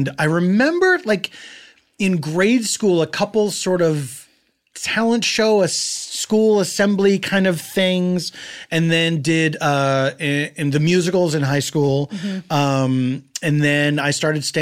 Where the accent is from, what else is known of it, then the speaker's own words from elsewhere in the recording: Philadelphia, Pennsylvania, United States; I grew up in Philadelphia in a neighborhood called Mount Airy